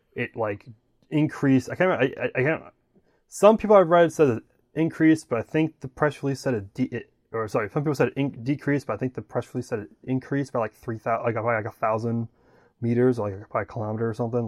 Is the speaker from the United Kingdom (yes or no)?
no; Wisconsin, United States; now in Florida, United States; growing up in Wisconsin